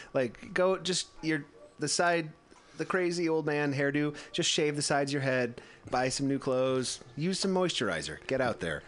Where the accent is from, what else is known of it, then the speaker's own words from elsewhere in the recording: Midwest, United States; I grew up in the Midwest